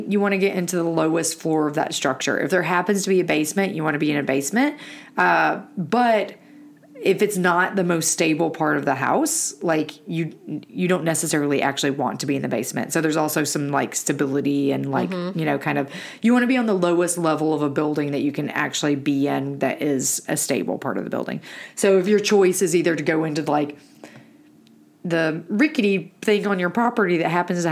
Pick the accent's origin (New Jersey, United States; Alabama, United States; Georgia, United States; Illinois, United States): Alabama, United States; moved away; growing up in Alabama, which is a very tornado prone area